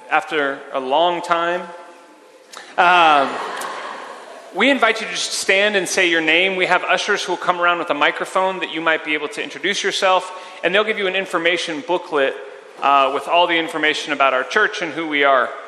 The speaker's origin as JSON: {"language": "English", "town": "Melbourne", "region": "Victoria", "country": "Australia", "said": "I'm from Melbourne in Australia. I'm on holiday visiting."}